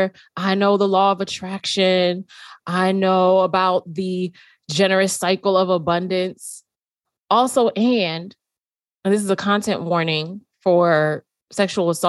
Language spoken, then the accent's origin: English; New York City, New York, United States; When I grew up in New York City